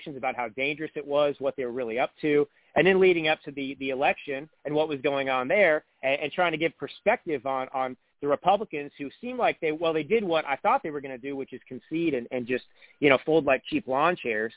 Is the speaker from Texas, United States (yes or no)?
yes; Texas, United States; moved away as an adult; also born or lived in Italy / California; now in Napa Valley, United States; I grew up in Texas, but I haven't lived there since I was 18. But I lived in Italy for about 5 years.